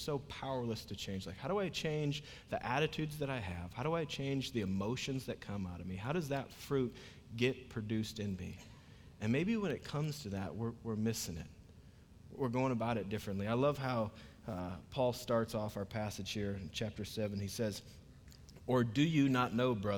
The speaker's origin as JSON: {"language": "English", "region": "Iowa", "country": "United States", "moved": "yes", "said": "I'm originally from Iowa"}